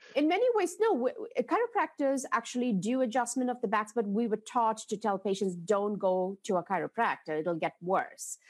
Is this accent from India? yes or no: yes; India; moved away; growing up in India